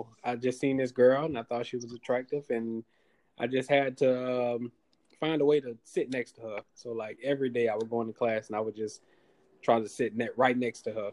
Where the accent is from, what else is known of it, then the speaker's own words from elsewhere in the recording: Jacksonville, Florida, United States; From Jacksonville, Florida